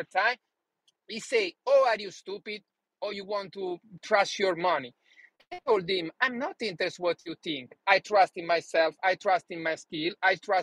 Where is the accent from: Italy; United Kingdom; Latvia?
Italy; English is a second language; moved away as an adult; now in United States; When I started to live in USA, I didn't speak one word in English.